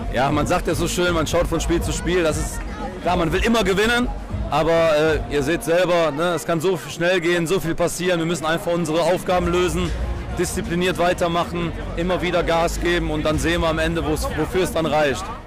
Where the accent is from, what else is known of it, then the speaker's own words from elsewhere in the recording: Solingen, North Rhine-Westphalia, Germany; Ich komme selber aus Solingen, von daher kenne ich so ein bisschen die Region